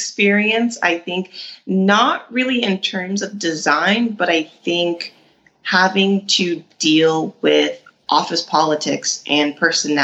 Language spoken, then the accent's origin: English; Atlanta, Georgia, United States; moved away as an adult; now in San Diego, United States; I grew up in Atlanta